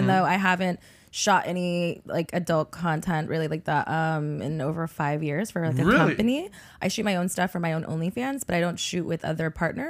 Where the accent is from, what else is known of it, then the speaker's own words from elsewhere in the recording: Texas, United States; also born or lived in Panama; You know, so for me, I feel like Texas is home. And it's the only thing I've ever known. I was born in Panama, raised in Texas. I'm a military brat.